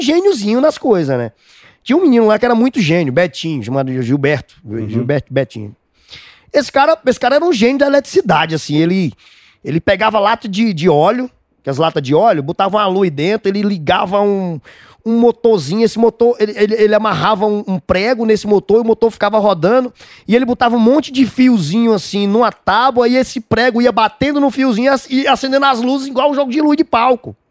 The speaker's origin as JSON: {"language": "Portuguese", "town": "Almino Afonso", "region": "Rio Grande do Norte", "country": "Brazil", "said": "Eu sou de Almino Afonso"}